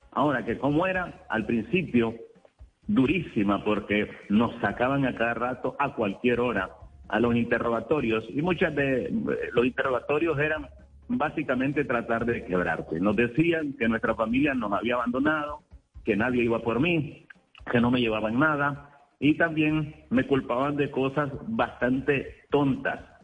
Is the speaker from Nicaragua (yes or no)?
yes; Nicaragua; moved away as an adult; Mi condición de nicaragüense